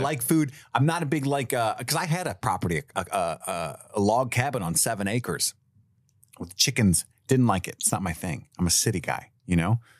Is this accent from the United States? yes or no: yes; Cincinnati, Ohio, United States; We both lived here our whole lives